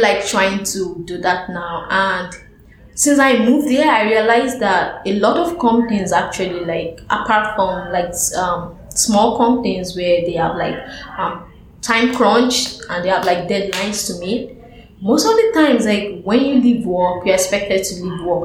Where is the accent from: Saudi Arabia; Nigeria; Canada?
Nigeria; Lagos; moved away as an adult; now in New York, United States; at home, like in Lagos, I play with uh, my colleagues at work